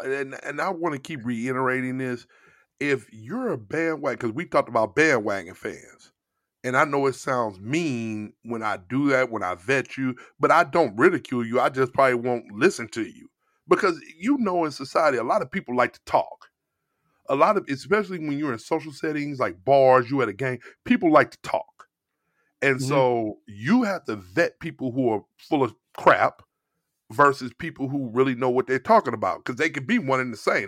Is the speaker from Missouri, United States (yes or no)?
yes; St. Louis, Missouri, United States; moved away; I'm from St. Louis.